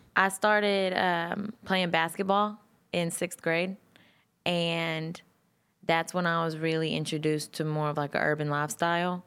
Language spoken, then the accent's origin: English; Texas, United States